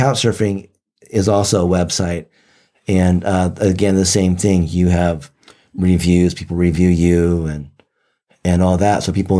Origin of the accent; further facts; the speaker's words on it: Japan; born there; first language Japanese; English is a second language; I was born in Japan, and I learned Japanese and spoke it fluently before I ever learned English.